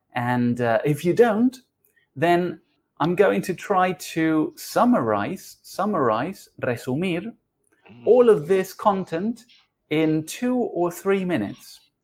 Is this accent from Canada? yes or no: no; Uruguay; now in Argentina; I am originally from Uruguay, but I live in Argentina.